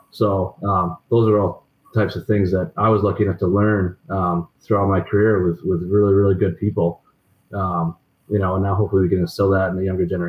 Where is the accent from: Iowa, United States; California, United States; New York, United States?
Iowa, United States; Des Moines; I remember at BC. I mean, I came in from Des Moines, had a pretty good year.